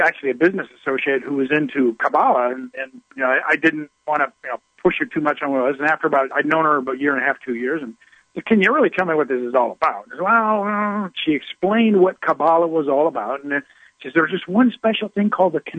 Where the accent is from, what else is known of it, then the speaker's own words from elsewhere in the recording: Midwest, United States; I was raised down in the Midwest, and in the Bible Belt, religion was everywhere.